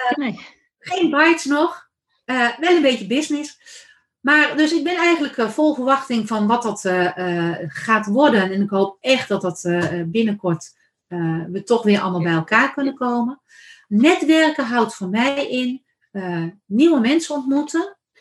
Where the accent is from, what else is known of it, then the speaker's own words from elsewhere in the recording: Randstad, Netherlands; now in Achterhoek, Netherlands; ik kom van oorsprong uit de Randstad